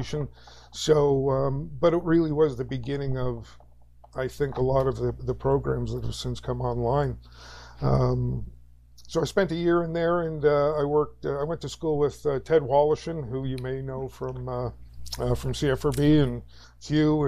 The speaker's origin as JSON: {"language": "English", "town": "Toronto", "region": "Ontario", "country": "Canada", "tie": "born or raised there", "moved": "as an adult", "lives_now": "Alliston, Canada", "said": "I was born in Toronto, in the North End, in an area you might be familiar with called Bathurst Manor."}